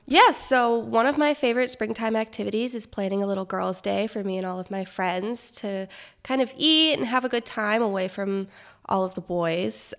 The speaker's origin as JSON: {"language": "English", "region": "Florida", "country": "United States", "moved": "yes", "said": "I am from Florida"}